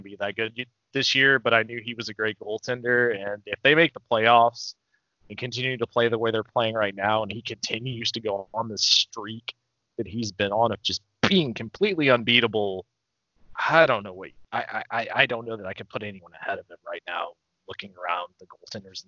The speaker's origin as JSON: {"language": "English", "town": "Atlanta", "region": "Georgia", "country": "United States", "said": "I'm from Atlanta"}